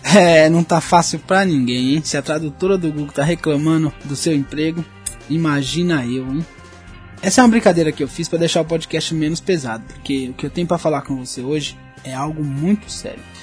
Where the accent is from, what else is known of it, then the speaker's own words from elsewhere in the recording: São Paulo, Brazil; eu sou de São Paulo